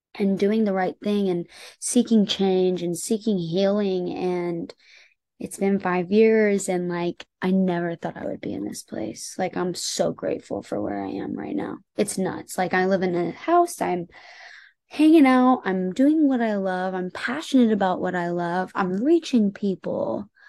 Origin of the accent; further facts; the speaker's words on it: Indianapolis, Indiana, United States; moved away as an adult; also born or lived in Los Angeles, United States; now in Nashville, United States; growing up in Indiana